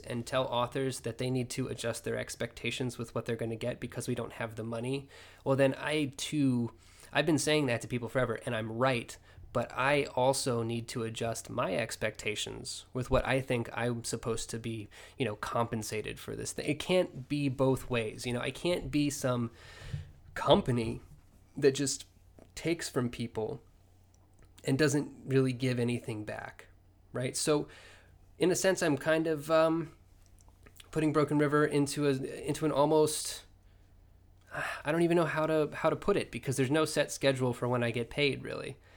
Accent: Oklahoma, United States; moved away as an adult; also born or lived in El Paso; now in Oregon, United States; I had been in Oklahoma since the sixth grade with just a kind of brief detour to El Paso for a year

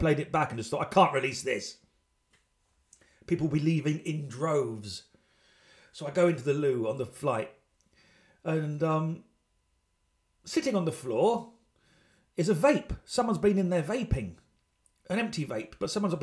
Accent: United Kingdom; I'm British

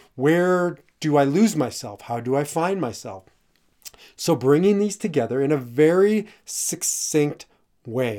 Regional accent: Omaha, Nebraska, United States; I grew up in Omaha, Nebraska

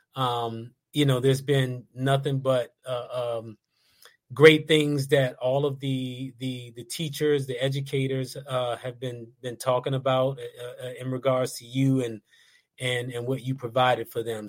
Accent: Washington, District of Columbia, United States; accent: DC; we were the only two guys in the band that were born on the state side, and we're both from DC.

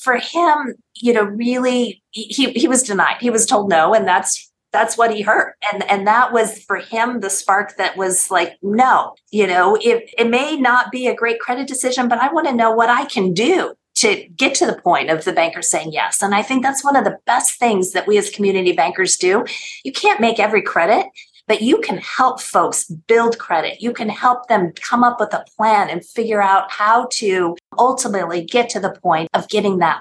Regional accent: Taos, New Mexico, United States; moved away as an adult; also born or lived in Boston, Massachusetts; now in Washington, D.C., United States; go back to my hometown

